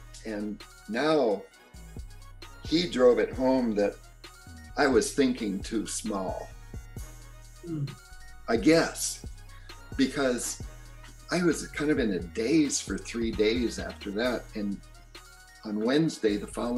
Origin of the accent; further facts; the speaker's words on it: Maui, Hawaii, United States; moved away; I'm coming from Maui